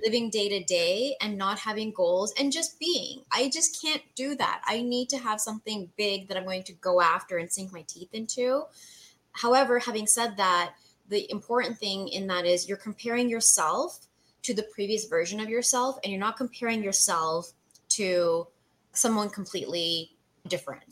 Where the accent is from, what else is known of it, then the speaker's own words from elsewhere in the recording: Canada; moved away as an adult; now in United States; So I'm Canadian, mm-hmm. born and raised. I moved to the US in 2012